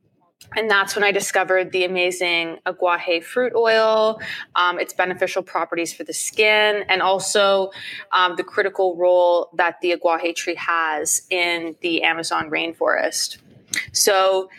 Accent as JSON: {"language": "English", "town": "Ottawa", "region": "Ontario", "country": "Canada", "tie": "born or raised there", "moved": "as an adult", "lives_now": "Toronto, Canada"}